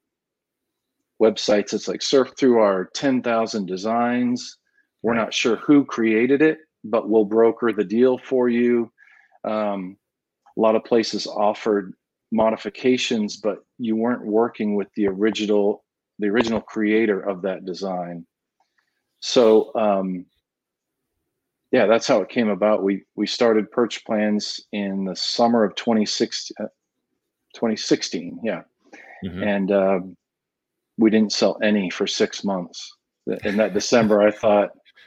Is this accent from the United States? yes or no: yes; New England, United States; now in Austin, United States; Growing up in New England, I speak that language well, that Victorian stick look.